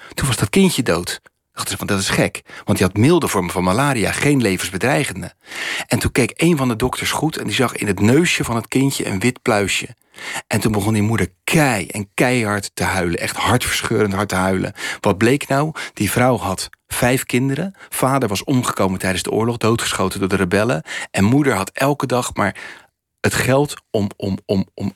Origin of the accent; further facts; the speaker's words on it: Rotterdam, South Holland, Netherlands; het land waar ik vandaan kom, en vooral mijn stad Rotterdam